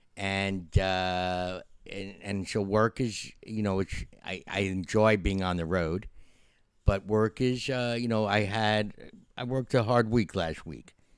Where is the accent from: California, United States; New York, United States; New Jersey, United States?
New York, United States; Yonkers; a scene that was filmed in Yonkers, which is in my hometown